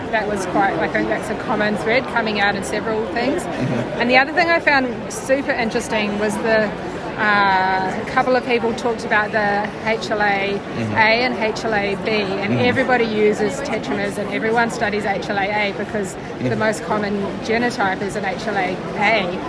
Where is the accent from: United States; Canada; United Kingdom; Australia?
Australia; I'm from Australia.